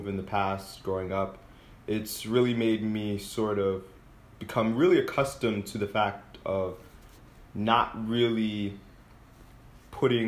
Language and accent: English; Summit, New Jersey, United States; I was born in New Jersey